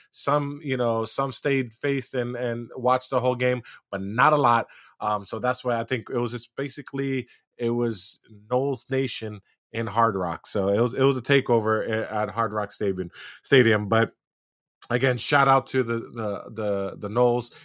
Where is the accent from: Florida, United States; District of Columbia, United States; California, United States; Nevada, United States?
Florida, United States; Miami; I am from Miami